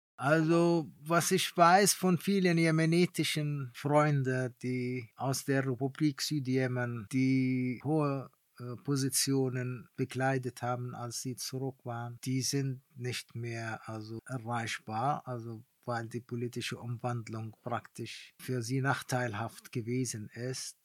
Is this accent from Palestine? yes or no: yes; Palestine; German is a second language; moved away as an adult; also born or lived in East Germany; als Palästinenser